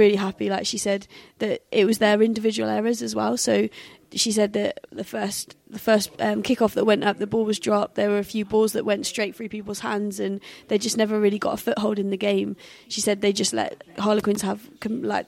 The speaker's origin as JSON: {"language": "English", "region": "England", "country": "United Kingdom", "said": "we're typically English"}